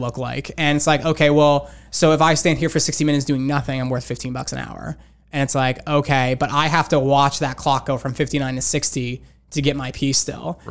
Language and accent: English; Rocky Hill, Connecticut, United States; I grew up in, uh, Connecticut. Grew up in a town called Rocky Hill